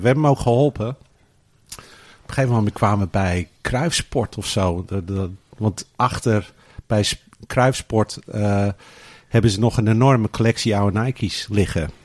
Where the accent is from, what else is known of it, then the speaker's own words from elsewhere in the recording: Australia; also born or lived in Rozenburg, Netherlands; now in Netherlands; ik ben in Australië opgevoed